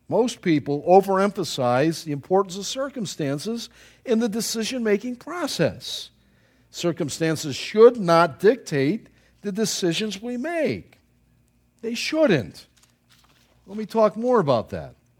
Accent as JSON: {"language": "English", "town": "Buffalo", "region": "New York", "country": "United States", "moved": "yes", "said": "I was from Buffalo"}